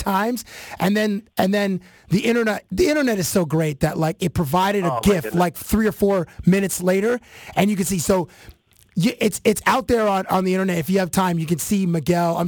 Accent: Canada; in Canada, everybody learns French because it's our second language.

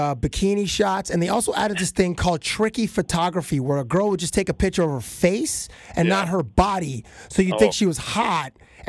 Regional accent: Canada; Being Canadian

